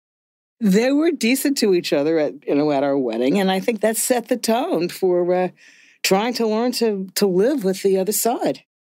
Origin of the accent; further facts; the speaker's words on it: Cincinnati, Ohio, United States; I grew up in Cincinnati, Ohio, which was one of the enclaves of the John Birch Society